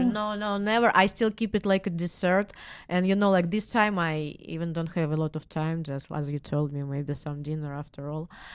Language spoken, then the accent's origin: English; Moscow, Russia; English is a second language; now in California, United States; I'm from Moscow